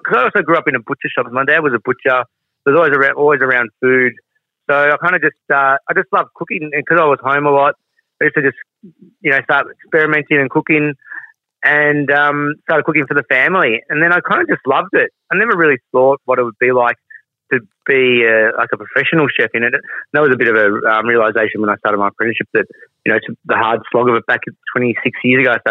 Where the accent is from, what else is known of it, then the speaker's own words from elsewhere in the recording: Australia; I'm a Aussie-born Indian Italian